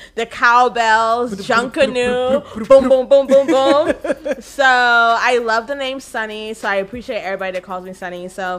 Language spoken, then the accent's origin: English; Bahamas; I was born in the Bahamas. And my parents from Haiti.